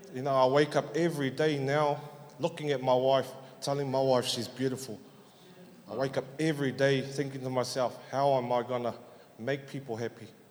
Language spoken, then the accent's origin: English; Auckland, New Zealand; I was born and raised up in South Auckland, Otara